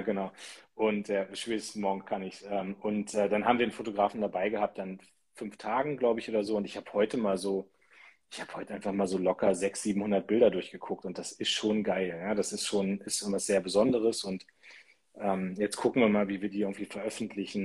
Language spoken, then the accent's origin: German; Munster, Lower Saxony, Germany; aus meiner Heimatstadt Munster